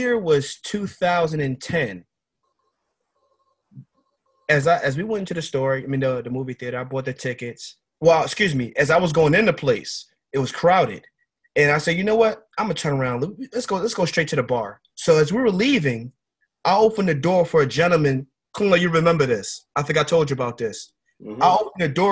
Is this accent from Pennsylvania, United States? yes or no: yes; Philadelphia, Pennsylvania, United States; Where I grew up in North Philadelphia